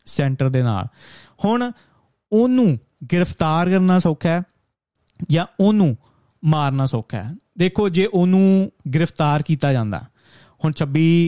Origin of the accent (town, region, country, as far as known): India